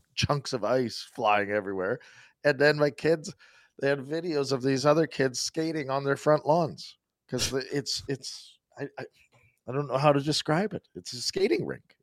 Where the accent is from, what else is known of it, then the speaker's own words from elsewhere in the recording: Saskatchewan, Canada; growing up in Saskatchewan